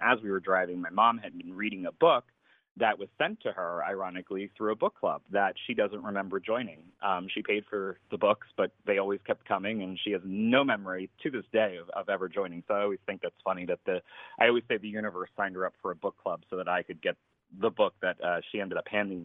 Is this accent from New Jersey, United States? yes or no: yes; a suburb of Philadelphia in New Jersey, United States; I grew up right outside of Philadelphia in a little town in a suburb there of New Jersey